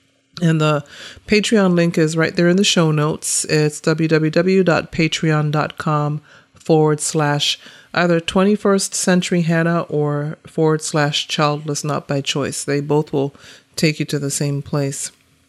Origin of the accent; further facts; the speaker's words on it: North Carolina, United States; also born or lived in Bucharest, Romania; now in Washington, D.C., United States; part of that stems from the fact that I was adopted from Bucharest, Romania as a child. Apart from my salvation, being adopted is the greatest gift I've ever received. I grew up in North Carolina with five adopted siblings from Eastern Europe